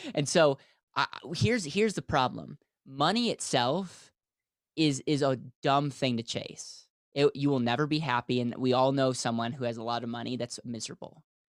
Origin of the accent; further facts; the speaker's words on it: Wisconsin, United States; now in Denver, United States; I'm from the States, I grew up in Wisconsin, and now live in Denver, Colorado